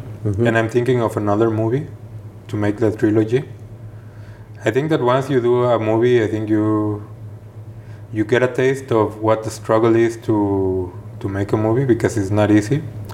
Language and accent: English; Guadalajara, Jalisco, Mexico; moved away as an adult; now in Geneva, Switzerland; I'm from Guadalajara